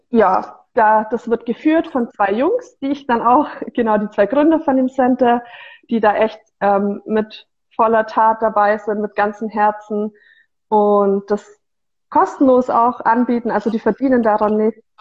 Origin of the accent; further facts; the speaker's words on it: Bavaria, Germany; Ich bin 25 Jahre alt und ich komme eigentlich aus der ähm, Augsburger Gegend mhm. und ähm, habe dort dann 2019 meinen Bachelor abgeschlos